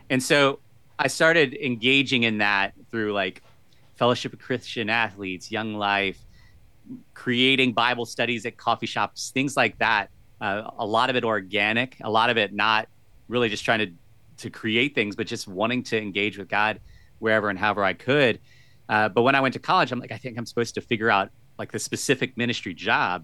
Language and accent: English; Virginia, United States; So I've lived most of my life in Virginia. Uh, grew up, uh, not, I, I currently live in the inner city part of Virginia, but most of my life was out in the country